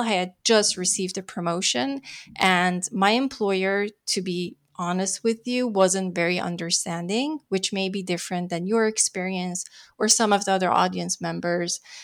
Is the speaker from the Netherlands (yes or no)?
yes; Netherlands; moved away as an adult; now in Los Angeles, United States; I'm born and raised in the Netherlands, moved to L A to pursue my Californian dream